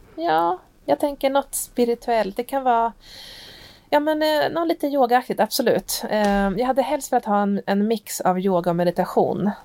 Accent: Hälsingland, Gävleborg County, Sweden; moved away; hemma i Hälsingland där jag ursprungligen kommer ifrån

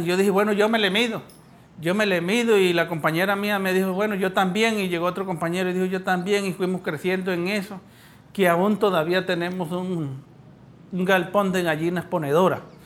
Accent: Pueblo Bello, Cesar, Colombia; Yo nací en Pueblo Bello, César

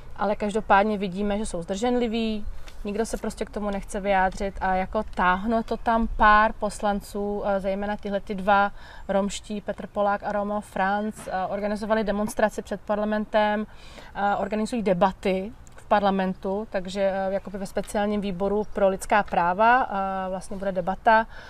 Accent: Czechia; u nás v Čechách

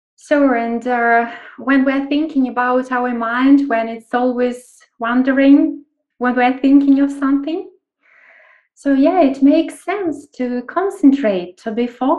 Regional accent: Kyiv, Ukraine; I'm from Ukraine, from Kyiv, and working internationally

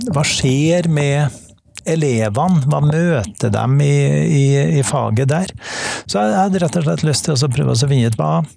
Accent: Trøndelag, Norway; accent: Trønder dialect; Jeg er trønder. Det, dialekta avslører jo det

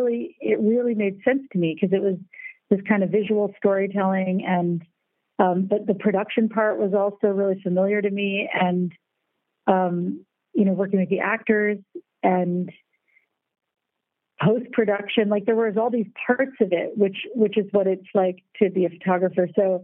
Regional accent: United States; now in Germany; because you have to remember, I'm American and I live in Germany

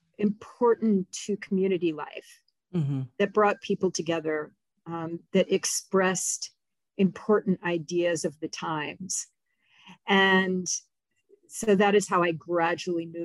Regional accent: Baltimore, Maryland, United States; moved away; also born or lived in Minnesota; I'm originally from Baltimore

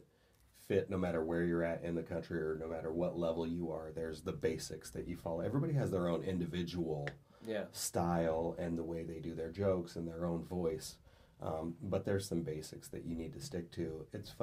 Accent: Tacoma, Washington, United States; moved away; I joined the Army to see the world, and I got stationed in my hometown, Fort Lewis

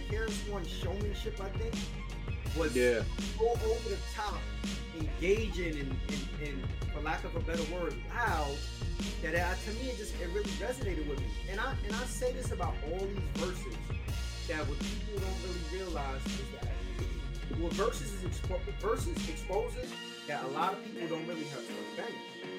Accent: New York City, New York, United States; Born and raised in the Bronx.

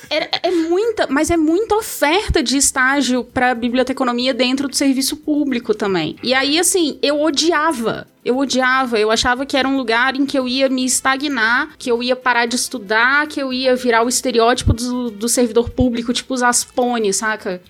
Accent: Rio de Janeiro, Brazil; moved away as an adult; now in Brasília, Brazil; Eu sou carioca

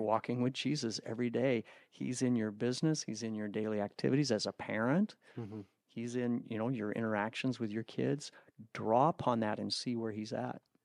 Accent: United States; as an American, a North American from the United States

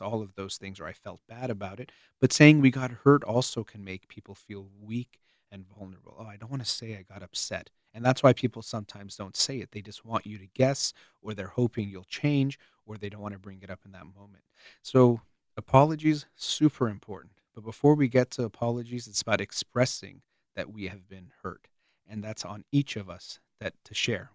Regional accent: United States; the United States of America. I was born here

